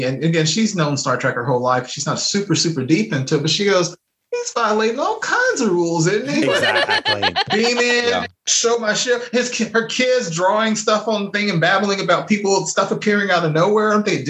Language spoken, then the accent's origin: English; Iowa, United States; No, I'm from Iowa. I only work in outer space.